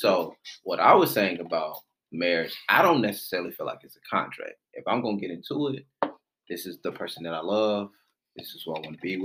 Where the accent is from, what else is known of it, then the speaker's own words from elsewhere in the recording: Atlanta, Georgia, United States; I'm born and raised in Atlanta